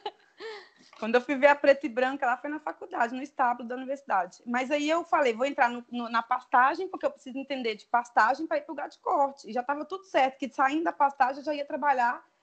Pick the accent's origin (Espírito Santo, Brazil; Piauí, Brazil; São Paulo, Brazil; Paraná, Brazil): Espírito Santo, Brazil; near the border with Bahia, interior of; moved away; also born or lived in Curvelo, Minas Gerais; eu sou do interior do Espírito Santo, divisa com Bahia, inclusive, né? perto do sul da Bahia